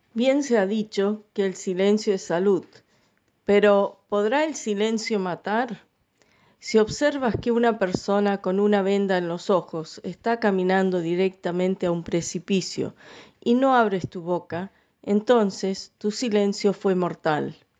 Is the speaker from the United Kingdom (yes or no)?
yes; Scotland, United Kingdom; now in Paraná, Argentina; yo nací en Escocia.